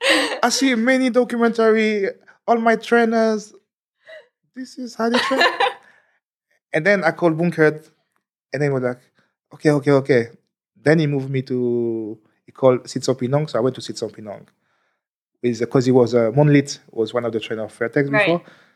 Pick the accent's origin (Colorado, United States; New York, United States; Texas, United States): New York, United States; And I was like, yeah, I'm American. So you're right. Yeah, sorry, I'm from New York.